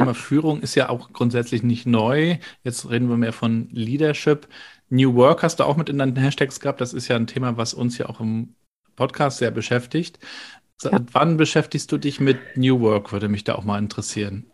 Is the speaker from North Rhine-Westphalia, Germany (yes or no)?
no; Rostock, Mecklenburg-Vorpommern, Germany; Ich als Rostocker